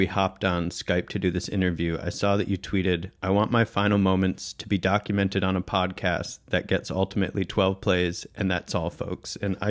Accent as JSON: {"language": "English", "town": "Traverse City", "region": "Michigan", "country": "United States", "tie": "born or raised there", "moved": "yes", "lives_now": "New York, United States", "said": "I grew up on Lake Michigan"}